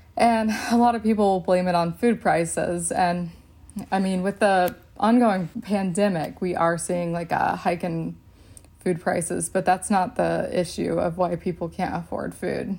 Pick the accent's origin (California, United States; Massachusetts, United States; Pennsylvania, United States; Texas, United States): Texas, United States; I grew up in Texas